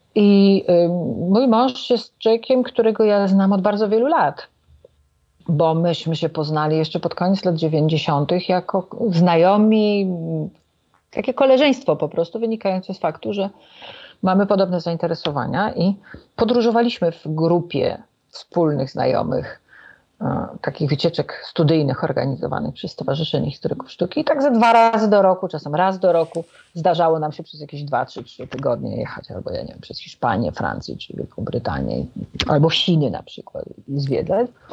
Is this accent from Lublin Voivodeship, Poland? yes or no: no; Warsaw, Masovian Voivodeship, Poland; A ja jestem warszawianką